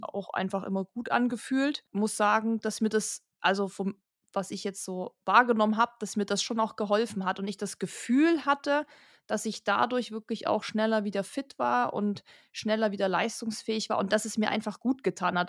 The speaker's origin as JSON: {"language": "German", "town": "Kochel am See", "region": "Bavaria", "country": "Germany", "said": "wir kommen ja aus Kochel am See"}